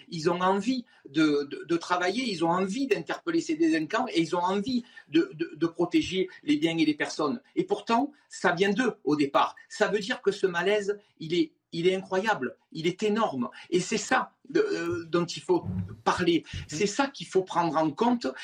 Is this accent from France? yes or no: yes; Marseille, Provence-Alpes-Côte d'Azur, France; je suis marseillais